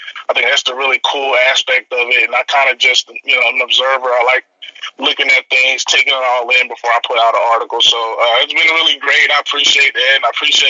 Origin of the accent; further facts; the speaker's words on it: DR Congo; now in United States; I'm originally from Democratic Republic of Congo in Africa